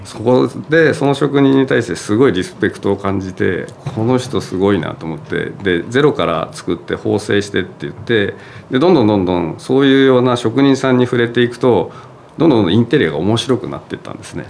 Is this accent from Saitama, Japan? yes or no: yes; Saitama, Japan; 僕埼玉生まれなので